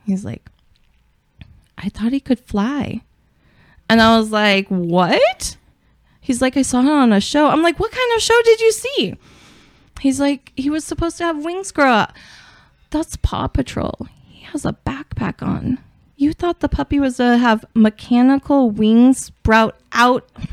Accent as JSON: {"language": "English", "town": "Portland", "region": "Oregon", "country": "United States", "said": "I'm from Portland"}